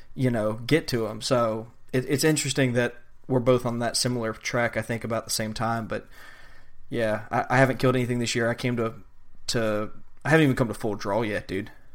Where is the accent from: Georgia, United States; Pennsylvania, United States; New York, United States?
Georgia, United States; now in Florida, United States; Growing up in Georgia and then coming to Florida